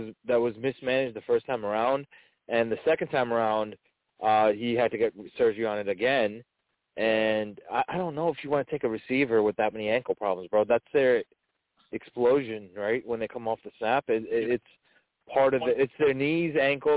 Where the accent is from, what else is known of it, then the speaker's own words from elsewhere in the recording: New Jersey, United States; I'm from New Jersey